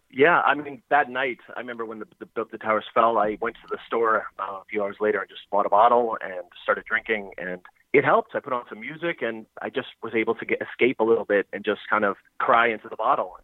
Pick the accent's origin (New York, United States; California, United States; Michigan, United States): New York, United States; New York City; now in Philadelphia, United States; I'm from New York City. I currently live in Philadelphia